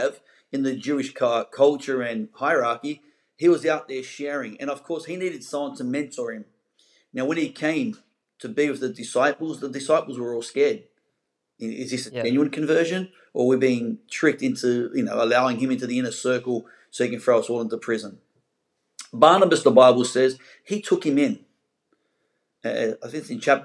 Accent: Sydney, New South Wales, Australia; moved away as an adult; now in Gold Coast, Australia; I'm originally from the Pentecostals of Sydney

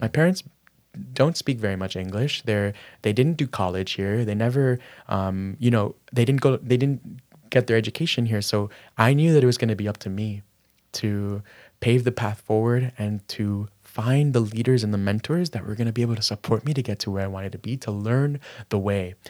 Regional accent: Miami, Florida, United States; growing up in Miami, my parents were immigrants from Managua, Nicaragua

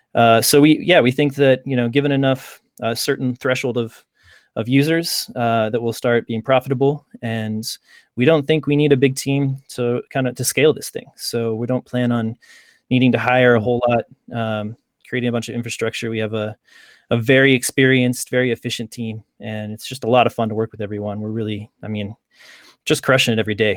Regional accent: Lawrence, Kansas, United States; I grew up just outside of Kansas City in, uh, Lawrence, Kansas

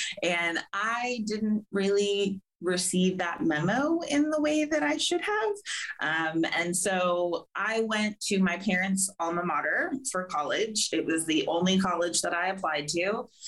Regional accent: California, United States; and we just moved to Florida. So we're both from Southern California, and that's where we met.

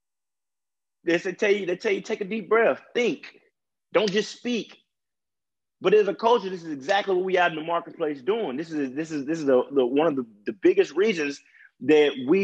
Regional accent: Mississippi, United States; a old white man calling me a nigga was something I dealt with almost on a daily basis being grown up in Mississippi

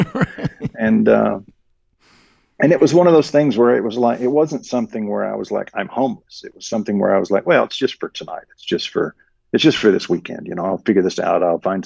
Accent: the South, United States; I grew up in the South, and this is very much like the South in that, you know, we live on well water.

